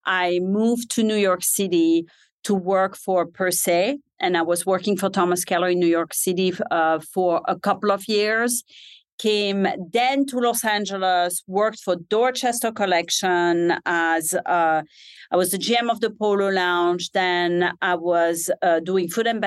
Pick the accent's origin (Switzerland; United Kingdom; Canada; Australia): Switzerland; English is a second language; moved away as an adult; also born or lived in San Francisco, California; now in United States; grew up in Switzerland